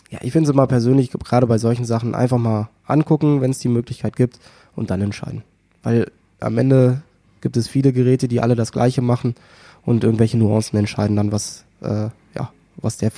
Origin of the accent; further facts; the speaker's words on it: Northern Germany, Germany; die gab's so ja eh nur hier bei uns im Norden